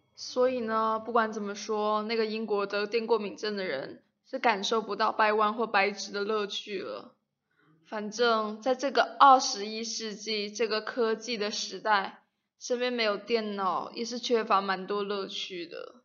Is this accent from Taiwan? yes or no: no; China; 我们中国人